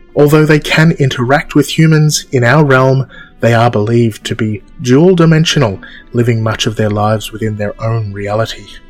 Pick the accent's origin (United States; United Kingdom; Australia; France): Australia; I'm Australian